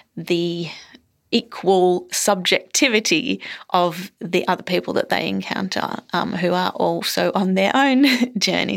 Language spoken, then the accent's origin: English; Queensland, Australia; moved away as an adult; also born or lived in Melbourne, Victoria; I was born in Melbourne, and then I lived in a Queensland country town for, um, all my sort of teenage years. And then I moved back to Melbourne